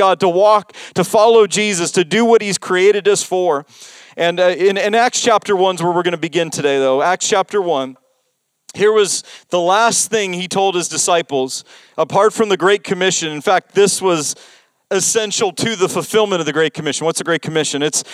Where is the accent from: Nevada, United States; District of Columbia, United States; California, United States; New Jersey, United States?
Nevada, United States; Las Vegas; moved away; also born or lived in North Iowa; I grew up in Vegas